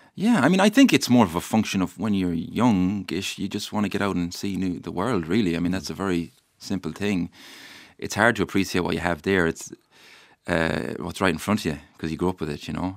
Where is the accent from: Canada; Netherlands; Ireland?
Ireland; Mayo, Connacht; the place I love where I'm from